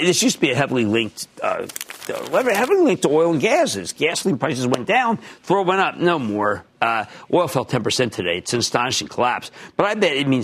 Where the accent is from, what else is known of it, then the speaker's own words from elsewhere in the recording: Philadelphia, Pennsylvania, United States; I'm from Philadelphia, which I am